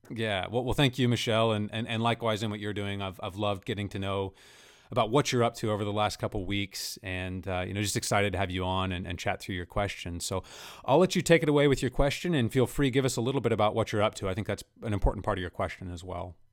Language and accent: English; central Kansas, United States; I grew up in central Kansas myself